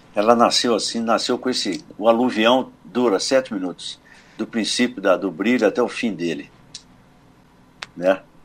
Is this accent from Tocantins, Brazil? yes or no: no; São Domingos do Prata, Minas Gerais, Brazil; na minha terra, em São Domingos do Prata